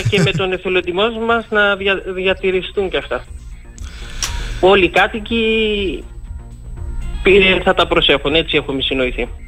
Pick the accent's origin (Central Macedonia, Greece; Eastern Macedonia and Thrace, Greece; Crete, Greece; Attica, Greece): Eastern Macedonia and Thrace, Greece; Porto Lagos; μεγαλώνουν τέσσερα παιδιά στον τόπο μου